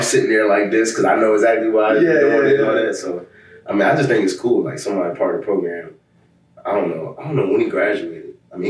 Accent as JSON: {"language": "English", "country": "United States", "tie": "born or raised there", "moved": "as an adult", "lives_now": "Providence, United States", "said": "Yeah, it's my hometown team."}